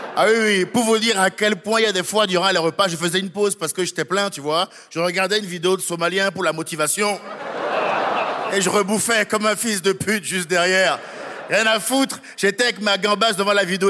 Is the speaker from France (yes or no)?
yes; France; moi, en tant que Français